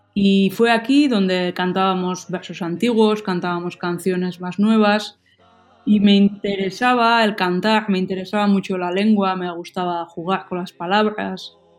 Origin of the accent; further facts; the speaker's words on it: Hernani, Basque Country, Spain; first language Basque; Spanish is a second language; aquí en Hernani, en mi pueblo